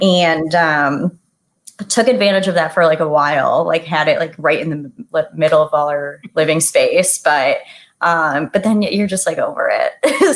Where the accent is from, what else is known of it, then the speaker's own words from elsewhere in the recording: Toledo, Ohio, United States; also born or lived in Indiana; I grew up playing in Toledo, Ohio